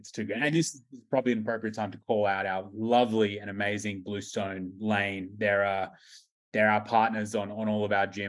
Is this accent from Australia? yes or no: yes; Australia; I mean, for an island of convicts, which Australia is, we have a very hoity-toity belief around coffee.